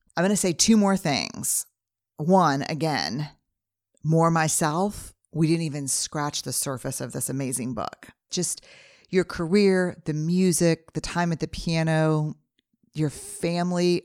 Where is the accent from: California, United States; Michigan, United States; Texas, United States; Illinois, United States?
Texas, United States; Fifth generation Texan